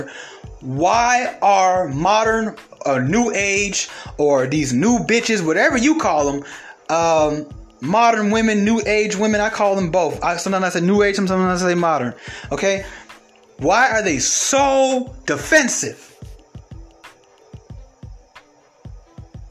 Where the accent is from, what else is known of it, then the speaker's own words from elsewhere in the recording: Atlanta, Georgia, United States; I'm from Atlanta